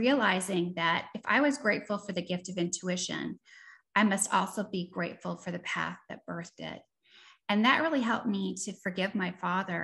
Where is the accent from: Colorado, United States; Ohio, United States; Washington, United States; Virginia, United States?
Washington, United States; Seattle; moved away as an adult; also born or lived in East Coast, United States / Austin, Texas / New Orleans, Louisiana; born on the East Coast, raised in Seattle